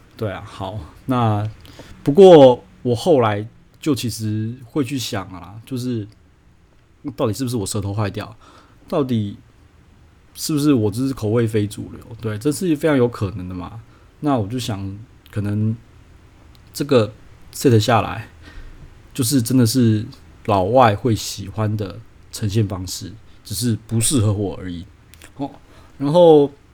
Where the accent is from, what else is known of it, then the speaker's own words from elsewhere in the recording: Taiwan; 我这个台湾人